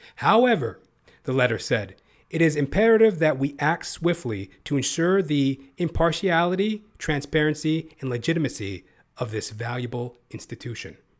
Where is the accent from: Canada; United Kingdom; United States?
Canada; Canada where I live. You know, the Canadian, the Can, the Canuck motherfuckers, all of us